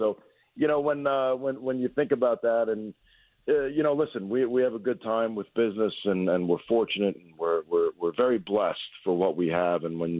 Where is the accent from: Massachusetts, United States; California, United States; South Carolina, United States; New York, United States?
New York, United States; Long Island; I'm not from a borough. I'm from Long Island. But my father was born in Brooklyn, grew up in Queens.